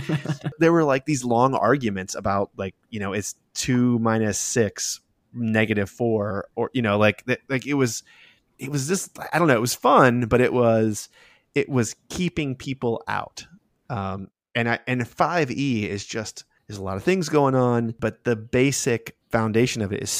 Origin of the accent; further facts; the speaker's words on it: Okinawa, Japan; I grew up in Okinawa, Japan, and so I was on a military base.